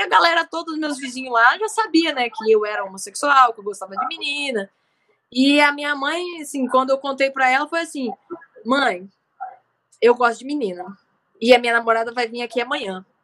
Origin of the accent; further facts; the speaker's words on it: Umuarama, Paraná, Brazil; moved away; also born or lived in Rio de Janeiro; em Umorama, que é a cidade natal onde eu nasci